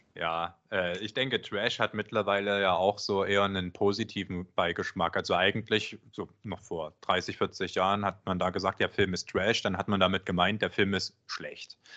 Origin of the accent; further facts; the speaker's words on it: Germany; first language German; du als Deutscher